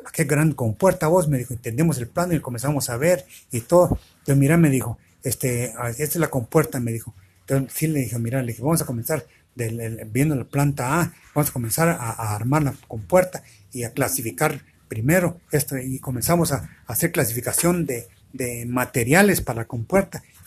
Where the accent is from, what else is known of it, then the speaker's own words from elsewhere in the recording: Guatemala; éramos 10 diez, diez chapinas